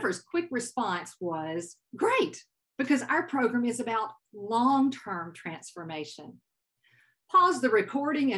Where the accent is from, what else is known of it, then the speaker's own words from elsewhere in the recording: Southern United States, United States; accent: Southern; now in California, United States; my Southern accent